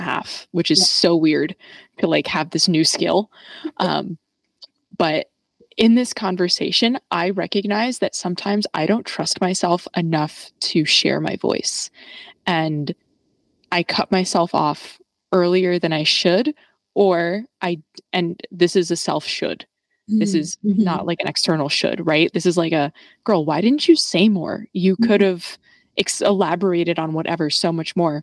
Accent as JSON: {"language": "English", "region": "New York", "country": "United States", "tie": "born or raised there", "said": "growing up in New York"}